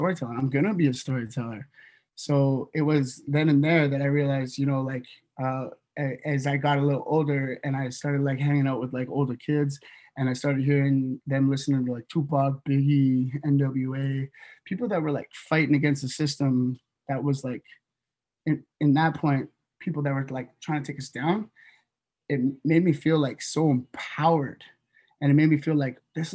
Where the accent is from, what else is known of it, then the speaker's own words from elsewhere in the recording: Northwest BC, British Columbia, Canada; also born or lived in Toronto; we come from a small community up from Northwest BC